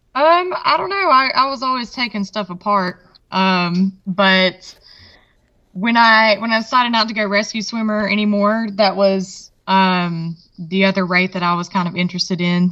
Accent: Mississippi, United States; also born or lived in Alabama / Virginia; I was born right over the state line in Alabama, but raised in Mississippi.

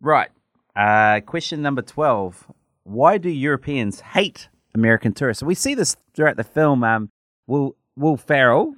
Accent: New Zealand; my New Zealand passport

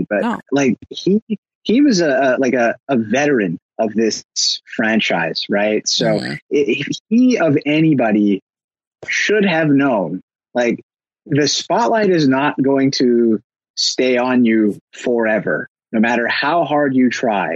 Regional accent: Canada; as a Canadian

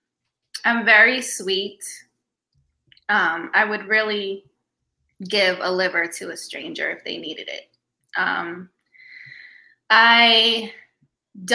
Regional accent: New York City, New York, United States; also born or lived in Virginia / Queens, New York / The Bronx, New York; now in New Jersey, United States; I was born in Queens, New York. I grew up in Virginia for 11 years, but I lived in New York City 21 years

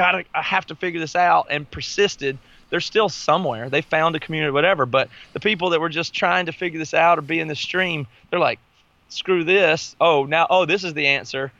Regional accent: the South, United States; I grew up in the South.

